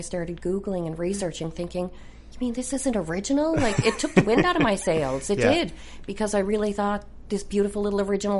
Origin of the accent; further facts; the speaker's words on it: Mount Pearl, Newfoundland and Labrador, Canada; also born or lived in St. John's / Eastport; St. John's originally, then Mount Pearl